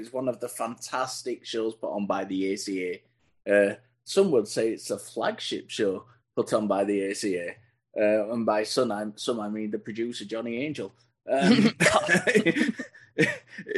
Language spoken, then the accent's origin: English; United Kingdom; being British